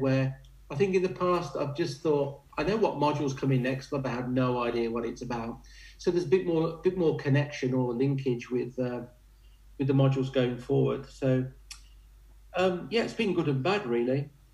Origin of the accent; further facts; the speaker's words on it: Warwickshire, West Midlands, United Kingdom; I'm in my home county, the Bards County of Warwickshire